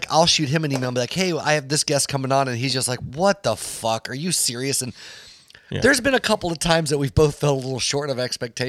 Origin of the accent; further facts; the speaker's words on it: Apple Valley, California, United States; I was born in California. They'll be like, oh yeah, where? I'll be like, San Bernardino.